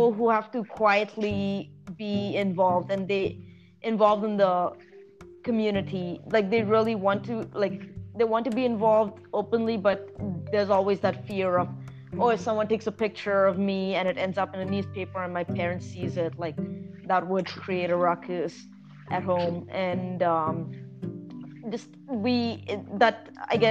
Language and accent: English; Hyderabad, Telangana, India; moved away; also born or lived in Toronto; growing up in Hyderabad